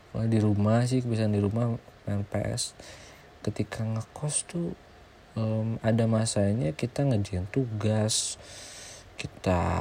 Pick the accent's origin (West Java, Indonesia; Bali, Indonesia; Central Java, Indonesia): West Java, Indonesia; ya kita di Sunda kan ya biasanya ngobrolnya halus gitu kan sopan ya